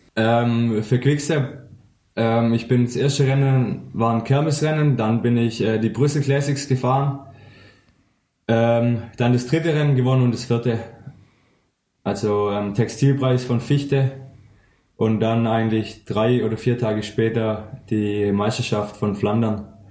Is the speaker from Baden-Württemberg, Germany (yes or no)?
yes; Weilheim an der Teck, Baden-Württemberg, Germany; moved away as an adult; now in Schorndorf, Germany; ich komme ursprünglich aus Weilheim an der Tech